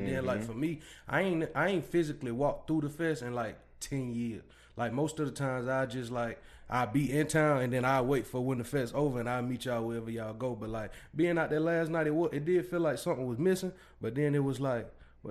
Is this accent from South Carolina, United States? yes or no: yes; South Carolina, United States; I'm from South Carolina.